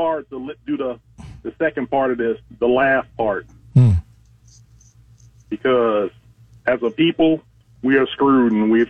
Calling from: Fort Walton Beach, Florida, United States; from Fort Walton Beach.

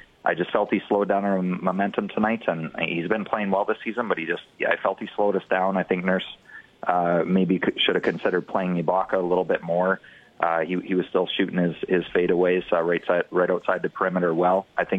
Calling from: Calgary, Alberta, Canada; I'm actually calling from Calgary.

